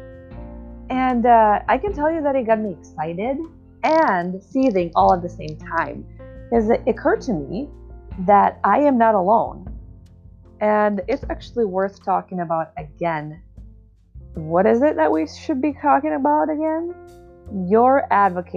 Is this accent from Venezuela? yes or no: no; Czechia; moved away as an adult; now in United States; I moved from my home country of the Czech Republic to the United States